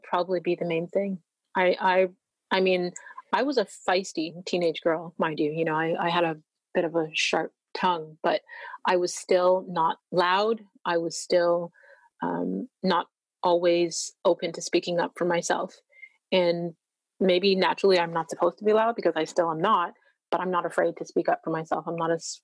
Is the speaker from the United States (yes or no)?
no; Canada; I'm from Canada